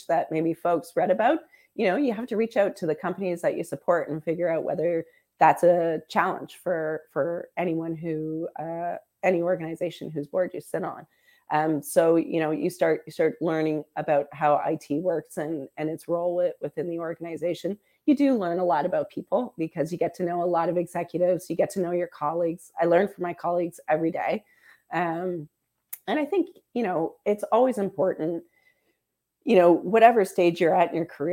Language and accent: English; Windsor, Ontario, Canada; growing up in Windsor, your pride as a Canadian is a special thing, right? You feel a little bit international because you grew up on the border.